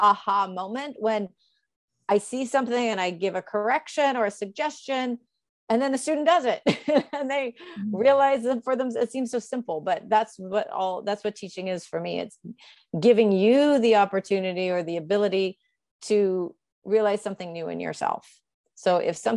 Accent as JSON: {"language": "English", "country": "United States", "lives_now": "New York City, United States", "said": "I'm American"}